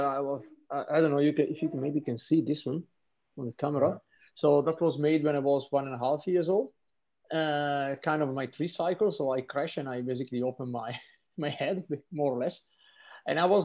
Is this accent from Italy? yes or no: yes; Trentino-Alto Adige, Italy; I'm from Trentino